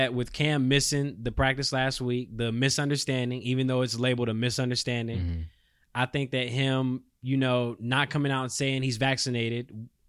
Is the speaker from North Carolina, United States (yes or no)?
yes; Charlotte, North Carolina, United States; Obviously, you know, I'm from North Carolina, right. Charlotte.